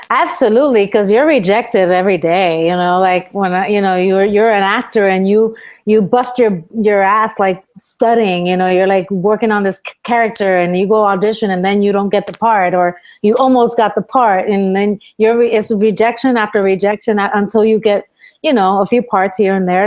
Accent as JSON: {"language": "English", "country": "Puerto Rico", "tie": "born or raised there", "also_born_or_lived": "Bronx, New York, United States", "moved": "as an adult", "said": "my mom took me with her to my grandma's house uh, to Puerto Rico when I was ten years old, and then I grew up in Puerto Rico pretty much the rest of my life till I was seventeen."}